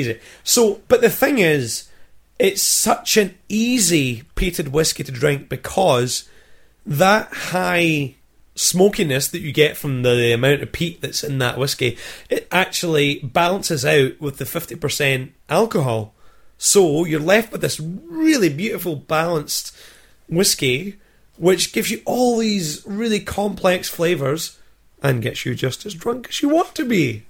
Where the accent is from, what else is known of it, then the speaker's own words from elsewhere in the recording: Scotland, United Kingdom; accent: Scottish; my accent takes you back to the motherland